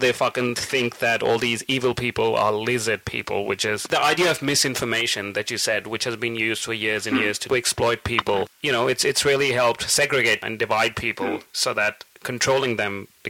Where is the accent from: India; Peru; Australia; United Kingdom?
India; I'm Indian and she's Pakistani.